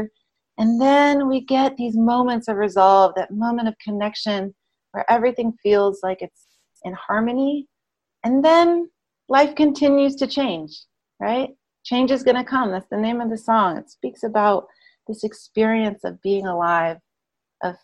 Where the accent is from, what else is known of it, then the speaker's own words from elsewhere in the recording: Memphis, Tennessee, United States; I grew up in Memphis, Tennessee, and I therefore was raised on gospel and blues music